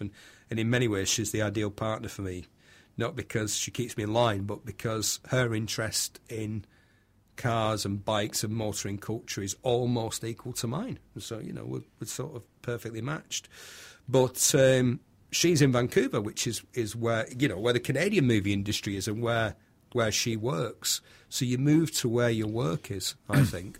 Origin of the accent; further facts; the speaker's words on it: Bury, North West England, United Kingdom; also born or lived in Manchester / Somerset; I'm from Bury, Bury, Lancashire